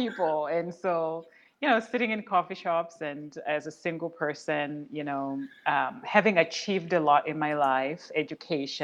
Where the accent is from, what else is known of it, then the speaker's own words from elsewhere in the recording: Zimbabwe; moved away as an adult; also born or lived in Oklahoma City, United States / Portland, United States; now in United States; I'm originally from Zimbabwe, and I moved to the U.S., first in Oklahoma City, and then I moved to Portland.